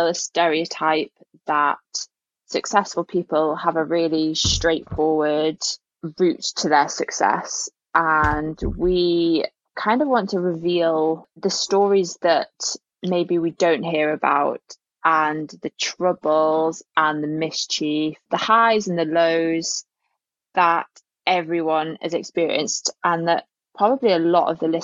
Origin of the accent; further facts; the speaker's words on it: Alnwick, North East England, United Kingdom; moved away as an adult; also born or lived in Bath; home is a town, basically it's a really small village that's called South Cholton, which is just outside of a town called Alnwick